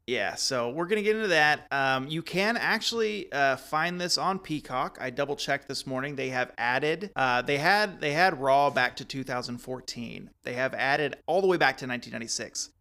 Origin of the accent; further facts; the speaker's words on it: Texas, United States; growing up in Texas in that time frame